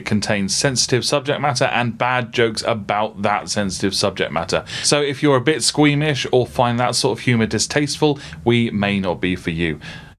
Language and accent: English; South West England, United Kingdom; accent: Gloucestershire; I don't know why I'm making fun of that accent, because that's my accent.